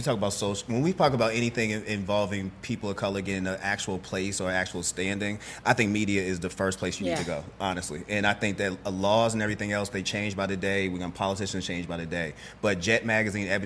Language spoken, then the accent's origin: English; Boston, Massachusetts, United States; moved away; I'm from Boston